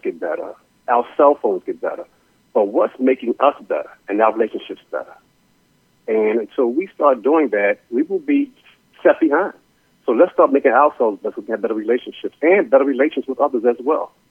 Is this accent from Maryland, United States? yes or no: yes; Baltimore, Maryland, United States; I'm originally from Baltimore